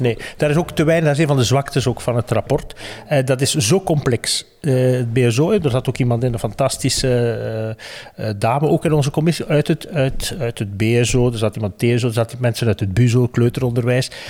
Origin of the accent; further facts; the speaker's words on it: West Flanders, Belgium; ik ben een West-Vlaming